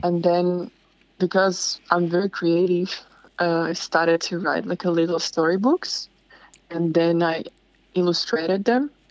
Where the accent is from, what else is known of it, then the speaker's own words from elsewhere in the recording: Slovakia; moved away as an adult; now in Bondi, Australia; I come from Slovakia